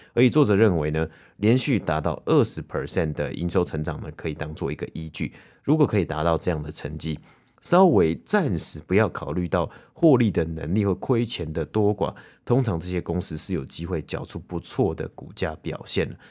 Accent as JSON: {"language": "Chinese", "country": "Taiwan", "tie": "born or raised there", "moved": "yes", "lives_now": "Toronto, Canada", "said": "以前小时候在台湾啊，很常就是会庆祝嘛，每年都会庆祝农历新年"}